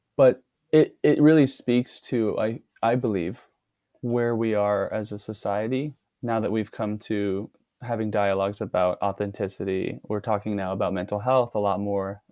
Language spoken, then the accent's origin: English; Dallas, Texas, United States; moved away; I'm originally from Dallas, Texas.